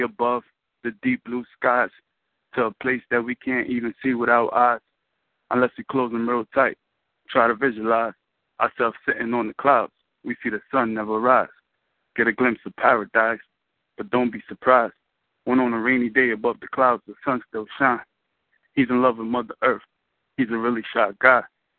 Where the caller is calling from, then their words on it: New York, United States; I'm calling from Brooklyn.